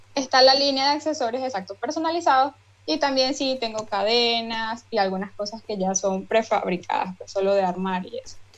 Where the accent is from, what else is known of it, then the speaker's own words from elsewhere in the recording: Barinas, Venezuela; yo soy de Barinas, Venezuela